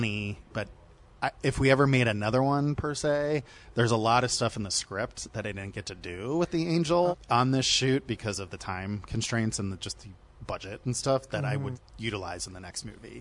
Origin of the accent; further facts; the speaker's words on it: Ohio, United States; I'm from the Midwest. I'm from Ohio. So we had a lot of snow and stuff. So I like grew up in a big Irish Catholic house.